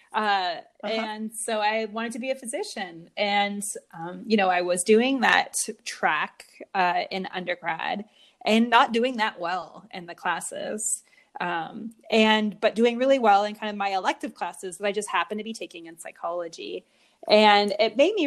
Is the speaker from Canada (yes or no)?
yes; Mississauga, Ontario, Canada; I was born in Mississauga, Ontario.